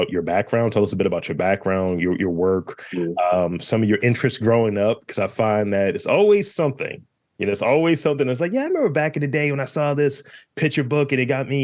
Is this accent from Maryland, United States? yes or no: yes; Baltimore, Maryland, United States; I'm Baltimore based. I'm from Baltimore as well